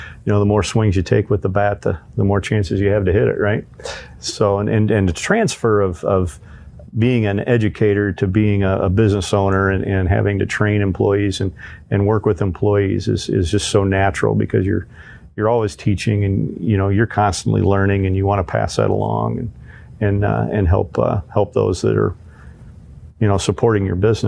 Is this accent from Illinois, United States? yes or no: yes; Illinois, United States; Then we moved up north into central Illinois, and then up near the Quad Cities is where I finished high school, and then came back to Bloomington to go to central Illinois to go to ISU